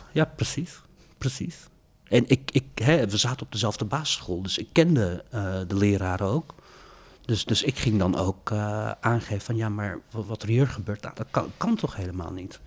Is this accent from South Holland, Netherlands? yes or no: yes; Maassluis, South Holland, Netherlands; moved away as an adult; also born or lived in Rotterdam; ik ben opgegroeid in Maasluis.